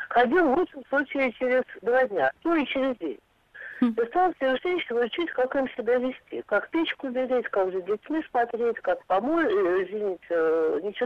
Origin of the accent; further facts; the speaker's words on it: Russia; я родилась и выросла на Имском поле э, в барачном поселке, причем бараки там были построены еще до революции.